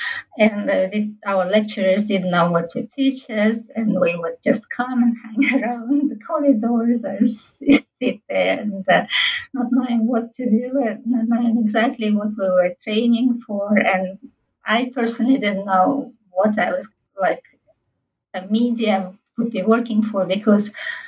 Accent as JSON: {"language": "English", "region": "Tashkent", "country": "Uzbekistan", "tie": "born or raised there", "second_language": "English", "said": "we were growing up in central Tashkent in this big apartment block full of different people, very mixed ethnic backgrounds and social backgrounds."}